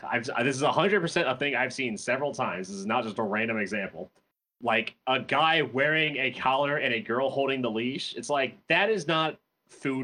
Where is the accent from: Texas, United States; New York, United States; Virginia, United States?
Virginia, United States; a random white guy from Virginia